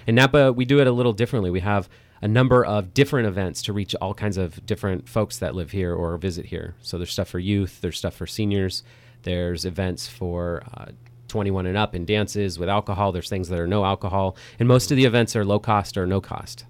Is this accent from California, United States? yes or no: yes; Napa, California, United States; I grew up here in Napa.